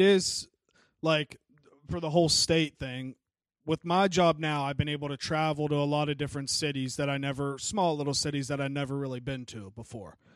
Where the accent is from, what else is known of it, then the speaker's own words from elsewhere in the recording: Wheeling, West Virginia, United States; I'm from Wheeling